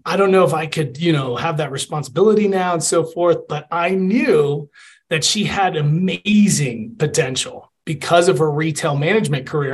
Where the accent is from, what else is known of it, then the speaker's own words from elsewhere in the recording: Atlanta, Georgia, United States; moved away as an adult; also born or lived in Puerto Rico / West Point, New York; now in Colorado Springs, United States; I was born in Puerto Rico, a little island in the Caribbean. Mm-hmm. I grew up in Atlanta and I played football